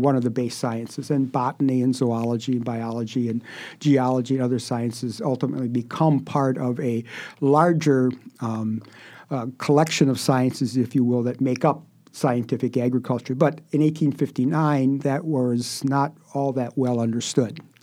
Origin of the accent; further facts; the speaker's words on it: Wisconsin, United States; moved away as an adult; also born or lived in Illinois; I was born in Wisconsin, and, uh, I grew up on a dairy farm